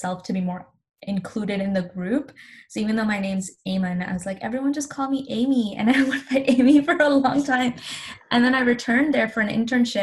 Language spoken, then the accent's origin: English; Pakistan; now in Canada; I'm Pakistani